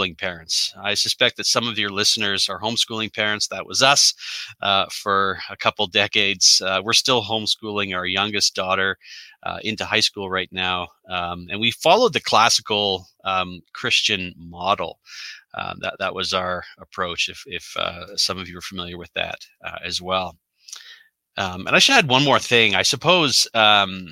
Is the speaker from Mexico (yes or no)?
no; Canada; So I am a Canadian. So I'm up here in the Great White North.